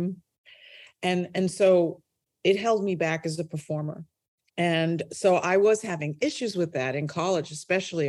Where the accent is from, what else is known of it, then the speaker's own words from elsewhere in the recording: New York City, New York, United States; moved away as an adult; also born or lived in United Kingdom; I started my life in Brooklyn, New York, and grew up there